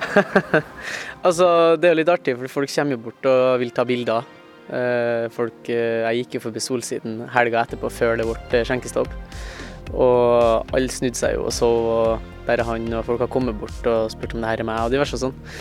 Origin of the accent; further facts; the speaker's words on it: Trondheim, Trøndelag, Norway; født og oppvokst i Trondheim